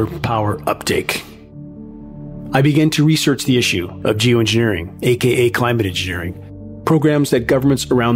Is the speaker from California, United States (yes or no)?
yes; Southern California, United States; born or raised there; moved away